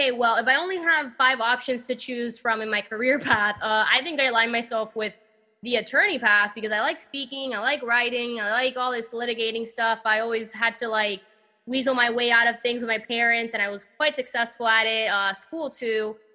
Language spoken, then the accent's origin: English; Miami, Florida, United States; born or raised there; also born or lived in Cuba / Mexico; now in San Francisco, United States